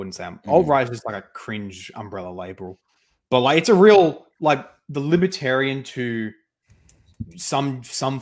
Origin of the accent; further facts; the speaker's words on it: Australia; me as an Australian and not even a rural Australian, but like a suburban Australian